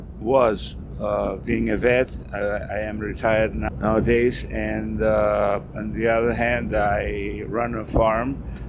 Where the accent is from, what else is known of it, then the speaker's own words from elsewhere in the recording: Azul, Buenos Aires Province, Argentina; my hometown is Azul, in the center of the province of Buenos Aires, a very important a place where a lot of cattle is being raised and farms.